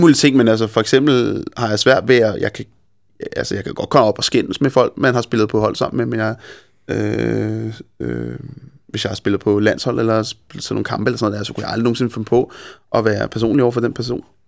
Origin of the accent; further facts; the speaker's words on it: Copenhagen, Capital Region of Denmark, Denmark; jeg er simpelthen for meget københavner